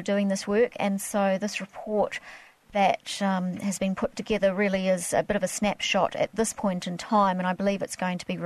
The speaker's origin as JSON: {"language": "English", "region": "Queensland", "country": "Australia", "said": "I'm actually from Queensland and worked for the Sunshine Coast Council"}